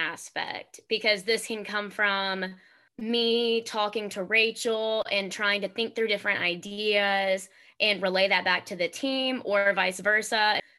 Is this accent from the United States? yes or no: yes; Memphis, Tennessee, United States; growing up in Memphis